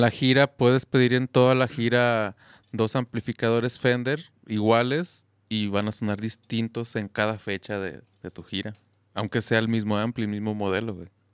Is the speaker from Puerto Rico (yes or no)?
no; Zamora, Michoacán, Mexico; now in Guadalajara, Mexico; yo soy de ahí de Zamora, entonces regresé